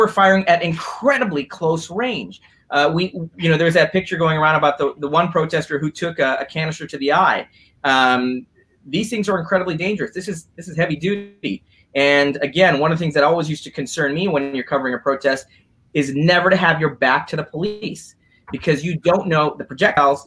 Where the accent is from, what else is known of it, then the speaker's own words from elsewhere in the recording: Skokie, Illinois, United States; I was born in Skokie